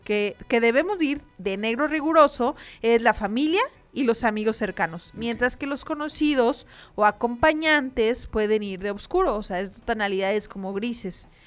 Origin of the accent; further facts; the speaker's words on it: Mexico; para nosotros como mexicanos